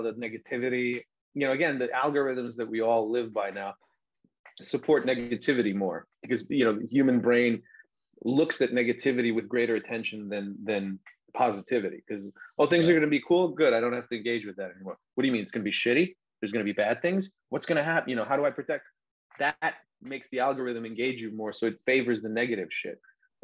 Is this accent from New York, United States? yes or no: yes; Long Island, New York, United States; also born or lived in Serbia (family); I grew up sort of on Long Island too, or at least in New York